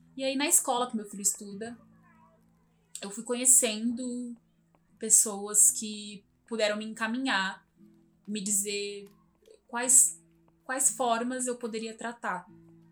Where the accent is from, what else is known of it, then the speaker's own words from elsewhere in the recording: Santo André, São Paulo, Brazil; Eu morei por muito tempo, muitos anos, assim, desde de criança. Eu nasci aqui em Santo André